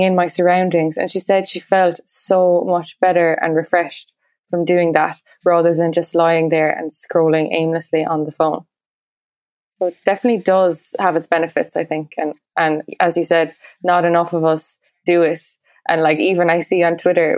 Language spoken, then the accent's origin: English; Munster, Ireland; born or raised there